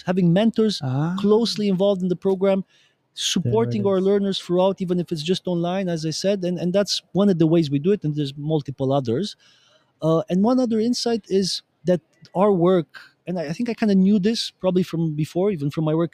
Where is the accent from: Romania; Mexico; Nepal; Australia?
Romania; now in Brussels, Belgium; in Romania, my home country, because I'm originally from Romania